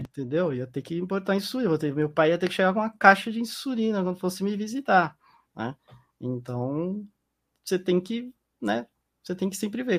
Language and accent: Portuguese; Brazil; moved away as an adult; now in Utah, United States; eu nasci no Brasil